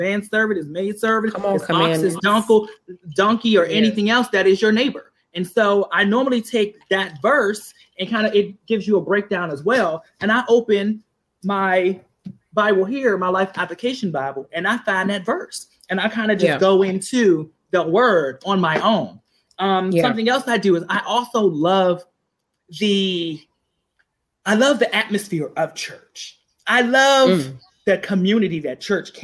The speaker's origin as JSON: {"language": "English", "town": "Washington", "region": "District of Columbia", "country": "United States", "tie": "born or raised there", "said": "I actually grew up in the church, Allen Chapel, AME in Southeast DC."}